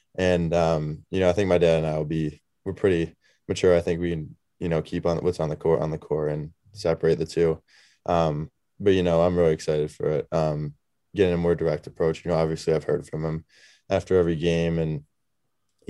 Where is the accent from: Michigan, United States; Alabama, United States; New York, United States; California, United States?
New York, United States; Syracuse; moved away; my hometown too, you know, home city. You know, I love Syracuse